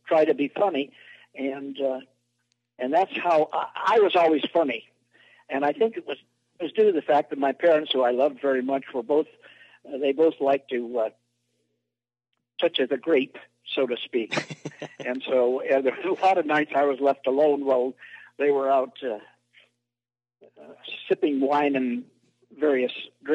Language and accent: English; San Francisco Bay Area, California, United States; I'm from the San Francisco Bay Area.